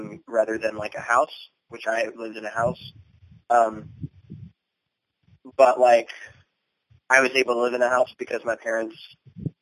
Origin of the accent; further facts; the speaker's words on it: Lancaster County, Virginia, United States; moved away; Lancaster County, Virginia. It's on the northern neck